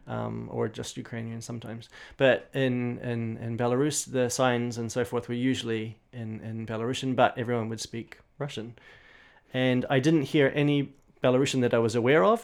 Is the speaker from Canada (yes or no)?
no; New Zealand; accent: New Zealand; in my New Zealand accent